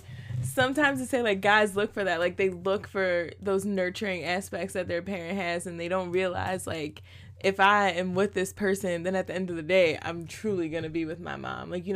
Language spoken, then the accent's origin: English; Philadelphia, Pennsylvania, United States; I'm from Roxborough